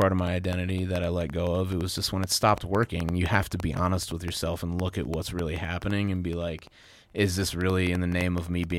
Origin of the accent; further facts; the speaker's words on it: Midwest, United States; Growing up in the Midwest and just being around fucking people who are like constantly battling alcoholism and acting like it's not a problem is rough.